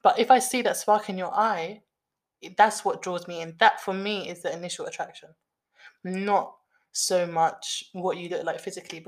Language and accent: English; London, United Kingdom; we are from the West, we are Londoners